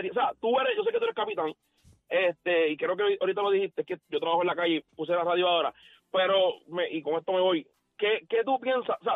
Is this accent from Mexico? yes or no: no; Bayamón, Puerto Rico; el que me conoce sabe que … de Bayamón